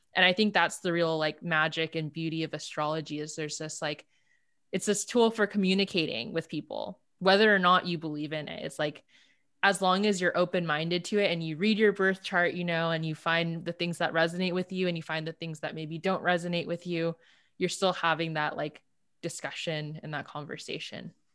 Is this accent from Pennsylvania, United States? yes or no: no; Los Angeles, California, United States; also born or lived in Berkeley, California; I grew up in L A. I grew up actually in the South Bay of L